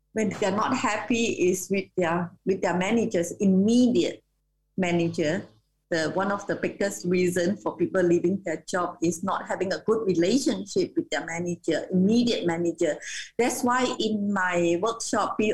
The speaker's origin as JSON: {"language": "English", "country": "Malaysia", "said": "I'm Malaysian"}